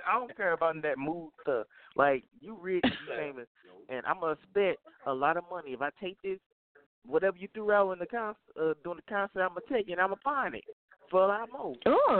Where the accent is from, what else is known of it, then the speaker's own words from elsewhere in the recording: St. Louis, Missouri, United States; I'm from St. Louis.